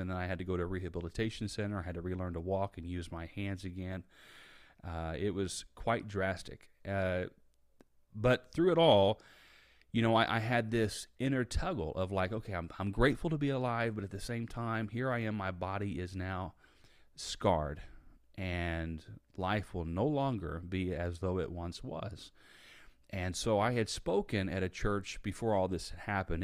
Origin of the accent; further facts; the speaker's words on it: Indiana, United States; now in Tampa, United States; I grew up in Indiana. I now live in Tampa, Florida.